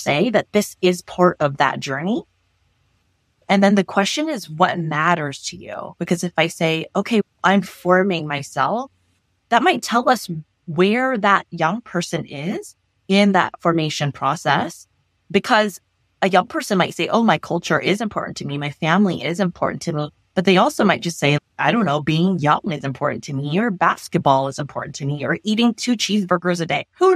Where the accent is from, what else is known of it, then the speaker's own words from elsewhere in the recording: Los Angeles, California, United States; I grew up in Los Angeles